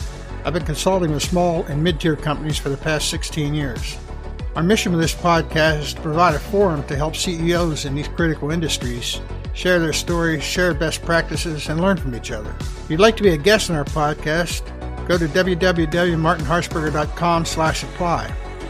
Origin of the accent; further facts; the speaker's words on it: Pittsburgh, Pennsylvania, United States; I came from the Pittsburgh area.